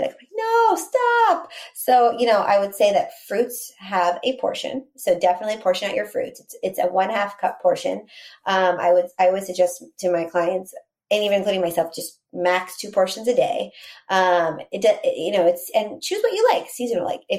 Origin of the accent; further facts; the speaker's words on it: Texas, United States; So growing up in Texas and eating Mexican food